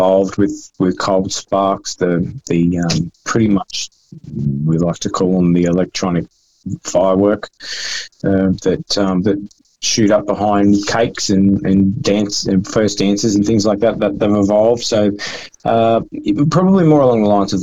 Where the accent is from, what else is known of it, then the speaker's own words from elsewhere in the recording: Brisbane, Queensland, Australia; Yeah, it was actually Brisbane. It was in the Redlands.